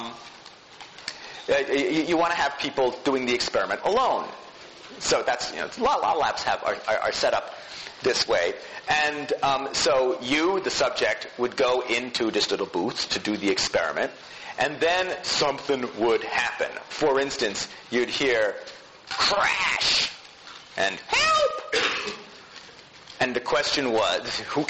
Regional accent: New Jersey suburbs, United States; growing up in the New Jersey suburbs

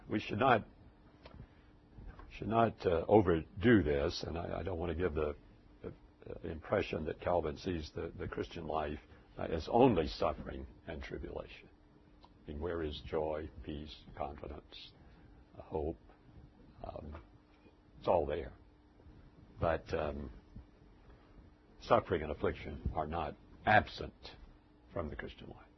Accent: United States; as an American, even though I was a minister.

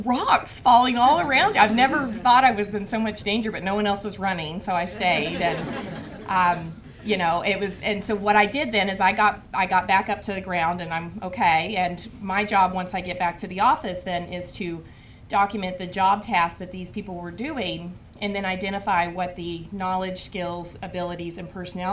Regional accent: Oklahoma, United States; moved away; I am actually from Oklahoma

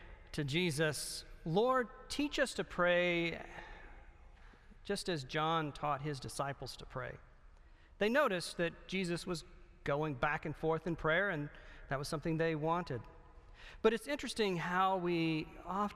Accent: the South, United States; I'm from the South

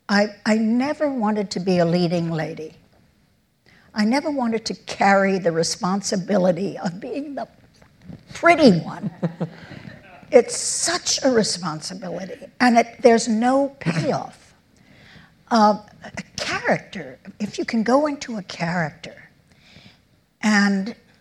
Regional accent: New York, United States; I'm born and raised in New York. I'm an Upper West Sider

